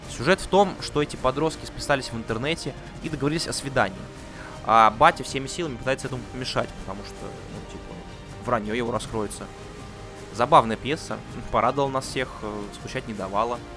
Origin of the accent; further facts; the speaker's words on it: Anadyr, Chukotka Autonomous Okrug, Russia; Мы им говорим, ну мы из Анадыря приехали. А, вот, да, город такой есть.